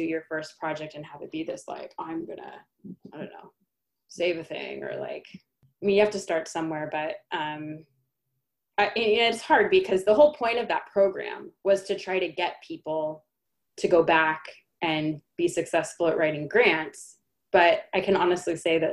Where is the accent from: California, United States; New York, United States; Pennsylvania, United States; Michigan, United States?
California, United States; San Diego; I grew up in San Diego.